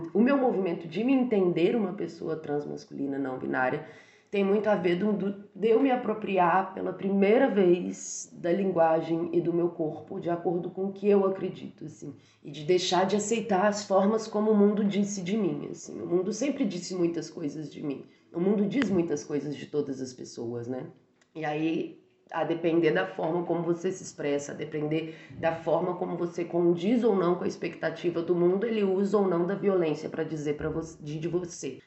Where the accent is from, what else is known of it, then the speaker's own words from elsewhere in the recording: Barbacena, Minas Gerais, Brazil; moved away; eu cresci, né? Assim, saí de Barbacena e comecei a experimentar a vida em outros lugares